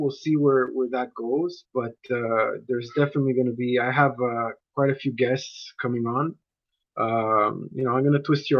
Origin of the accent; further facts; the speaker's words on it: Montreal, Quebec, Canada; I was lucky enough growing up that no one around me was really a diehard Montreal Canadiens fan.